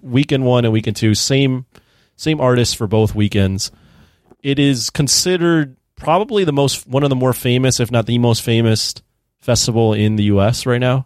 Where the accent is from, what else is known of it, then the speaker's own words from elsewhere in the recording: United States; as an American over here